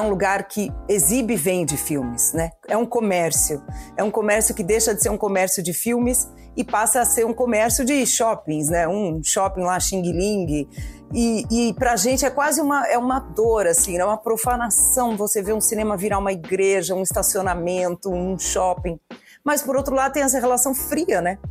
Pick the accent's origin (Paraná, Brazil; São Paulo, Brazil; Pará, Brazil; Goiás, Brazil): São Paulo, Brazil; eu cresci em São Paulo